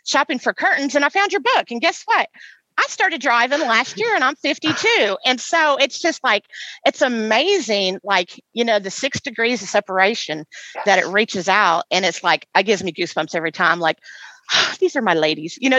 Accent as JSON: {"language": "English", "region": "Indiana", "country": "United States", "tie": "born or raised there", "moved": "yes", "lives_now": "West Tennessee, United States", "said": "my hometown of Indiana. We talked a little bit earlier about growing up in Indiana."}